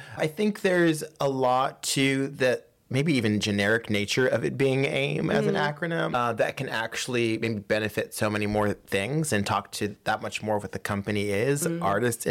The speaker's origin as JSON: {"language": "English", "town": "Pittsburgh", "region": "Pennsylvania", "country": "United States", "tie": "born or raised there", "said": "So I'm originally from Pittsburgh, Pennsylvania"}